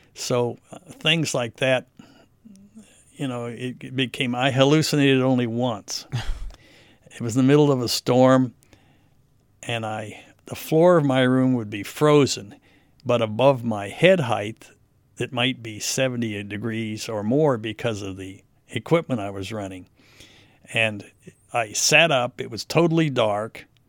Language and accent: English; United States; I was an American